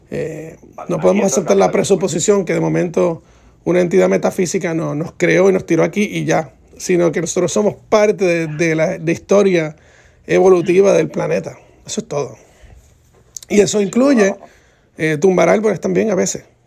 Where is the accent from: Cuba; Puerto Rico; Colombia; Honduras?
Puerto Rico; Entonces, las frutas que en mi país, en Puerto Rico, se reconocen como las frutas nacionales, no son nacionales nada